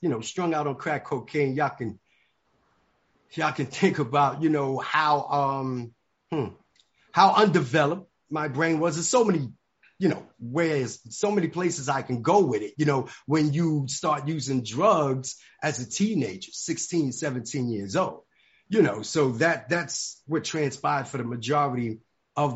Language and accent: English; New York City, New York, United States; moved away as an adult; also born or lived in Atlanta, Georgia; I grew up in the Bronx, New York